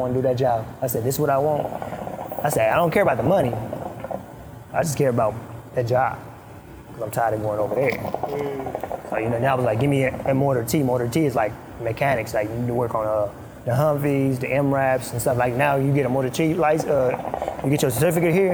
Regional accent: Sudan; first language Arabic; English is a second language; now in United States; I was born in Sudan

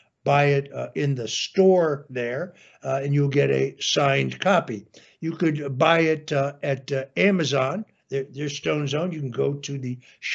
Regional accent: New Canaan, Connecticut, United States; also born or lived in Norwalk, Connecticut; I originally was born, in the city of Norwalk, and where I grew up in New Canaan, Connecticut.

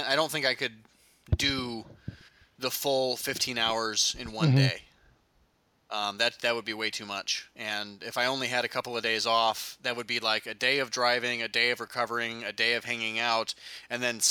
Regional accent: Midwest, United States; growing up in the Midwest, we have forests, but you have to like drive to them

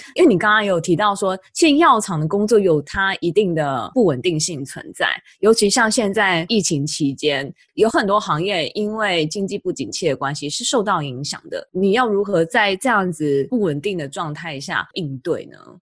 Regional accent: Taiwan; moved away as an adult; also born or lived in Boston; now in United States; 我自己也是来自台湾，我也是接受台湾的教育，从小长大

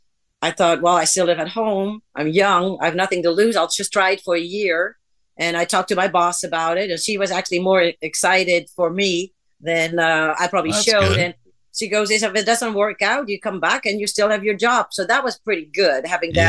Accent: Amsterdam, North Holland, Netherlands; moved away as an adult; now in United States; I was born in the Netherlands, in Amsterdam

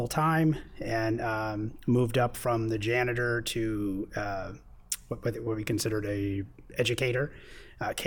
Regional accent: East Coast, United States; now in San Diego, United States; Originally, I am from the East Coast

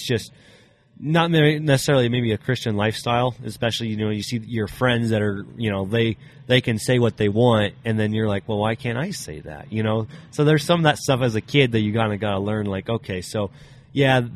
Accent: Briggsdale, Colorado, United States; also born or lived in Wiggins, Colorado; I originally was from Briggsdale, which is just about 30 minutes away. That'd be like northeast of Greeley.

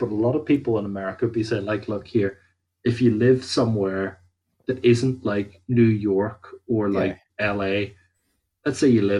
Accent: Northern Ireland, United Kingdom; like, I'm from Ireland, so it's kind of like anywhere that I would be drinking, it wouldn't be preposterous to get a taxi back.

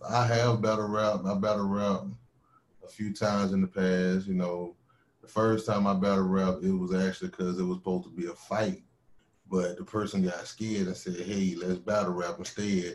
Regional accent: Winston-Salem, North Carolina, United States; accent: southern drawl; my hometown my hometown winston-salem aka trey folk

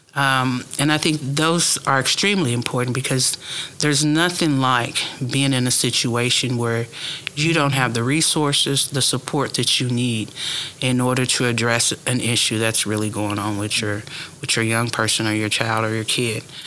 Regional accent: Tulsa, Oklahoma, United States; now in Okmulgee County, United States; born and raised in Tulsa

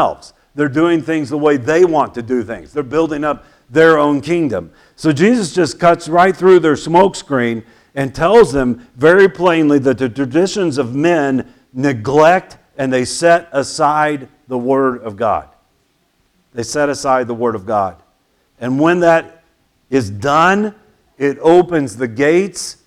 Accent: United States; I'm patriotic. I love my country.

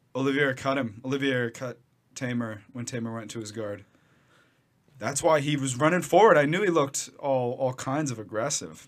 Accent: United States; I'm American

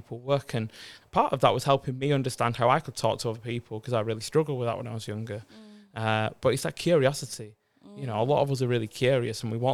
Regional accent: Bolton, North West England, United Kingdom; I was born in Bolton, the Northwest

